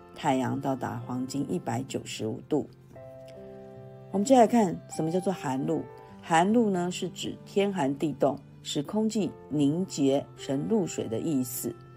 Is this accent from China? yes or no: no; Taiwan; 就是等待这个我们台湾这边开放。